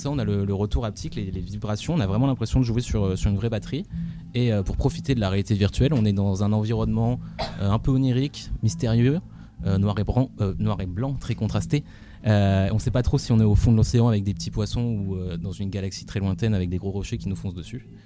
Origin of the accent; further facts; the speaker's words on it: Valenciennes, Hauts-de-France, France; now in Rouen, France; je suis parti de Valenciennes, une petite ville en France, et je suis arrivé ici à rouen